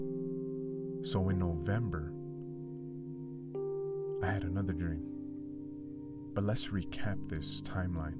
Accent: California, United States; I'm from California

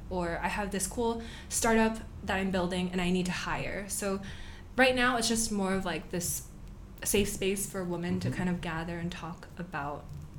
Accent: Torrance, California, United States; moved away as an adult; also born or lived in San Francisco; now in Singapore; Yeah. So I grew up in Los Angeles, in Torrance specifically, like this beach town in LA County. Went to San Francisco for college, stuck around. I was in San Francisco for like 8 years for school and for work. And then I moved to Singapore.

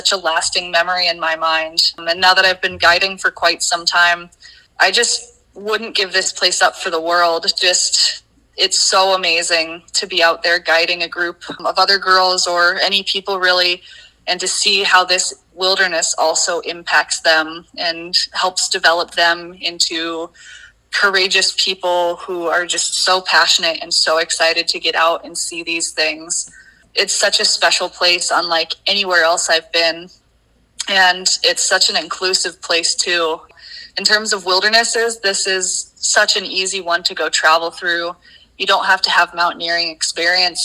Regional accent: Colorado, United States; moved away; I grew up in Colorado originally

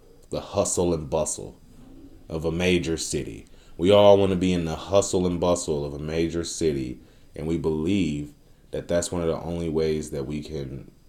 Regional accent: Detroit, Michigan, United States; I'm from Detroit, nigga. It's fucked up there

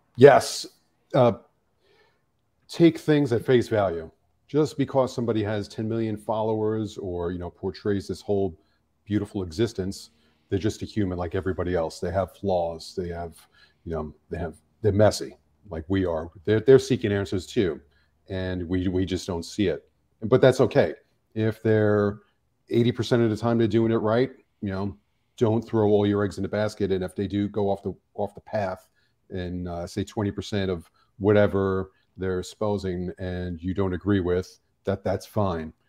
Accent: New York City, New York, United States; now in Los Angeles, United States; growing up in New York City, I mean, we're exposed to so much

